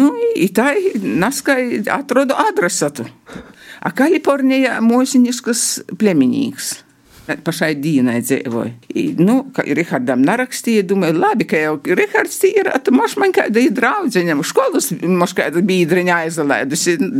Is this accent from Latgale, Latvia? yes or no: yes; Latgale, Latvia; accent: Latgalian; mēs runājam latgaliski.